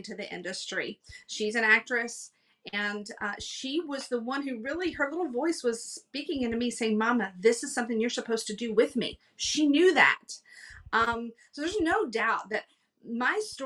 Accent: Texas, United States; moved away as an adult; also born or lived in Los Angeles, California; We moved from Texas. I had never lived outside of Texas ever.

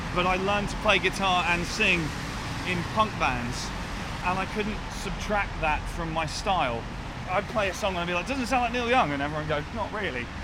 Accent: Winchester, South East England, United Kingdom; I was raised just outside Winchester

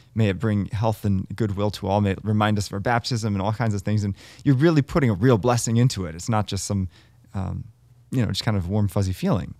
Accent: United States; growing up in America

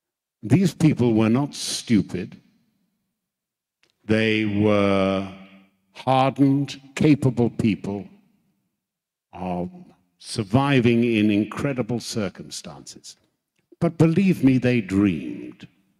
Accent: Tanzania; as a boy, I grew up in Africa and my father was a policeman and he came home one day and I could see he was very angry.

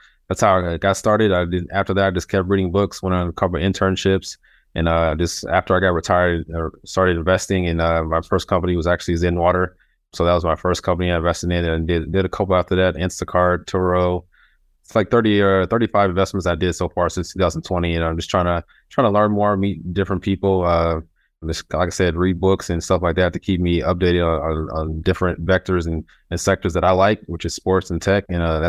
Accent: Las Vegas, Nevada, United States; Yeah, so I grew up here in Las Vegas, kind of middle-class people with parents, two parents who moved here from Nashville, Tennessee

